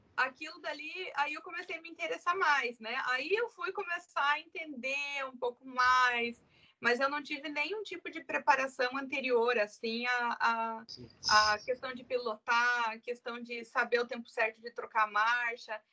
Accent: Curitiba, Paraná, Brazil; Eu sou de Curitiba, sou casada, tenho dois filhos

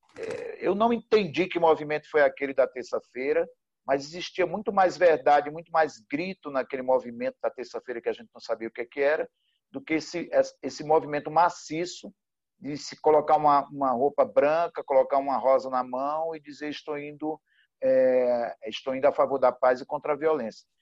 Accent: Recife, Pernambuco, Brazil; moved away as an adult; also born or lived in Sertânia, Brazil; now in São Paulo, Brazil; eu sou pernambucano, nasci na cidade chamada Sertânia, vim do Recife para, para São Paulo em 1991.

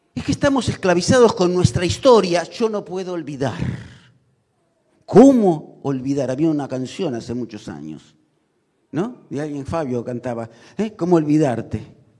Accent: Argentina; como argentinos

